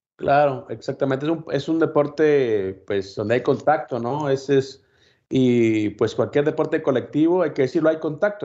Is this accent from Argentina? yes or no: no; Guatemala; En mi país